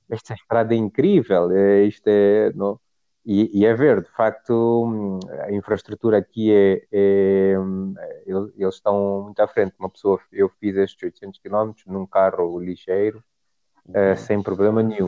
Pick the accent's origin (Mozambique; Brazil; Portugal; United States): Mozambique; moved away as an adult; also born or lived in South Africa / England; now in Nairobi, Kenya; somos de Moçambique